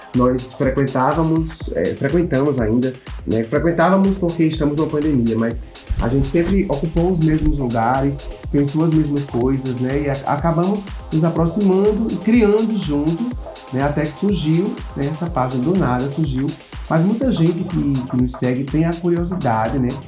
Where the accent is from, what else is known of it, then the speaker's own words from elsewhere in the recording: João Pessoa, Paraíba, Brazil; sou jornalista, sou de João pessoa, Paraíba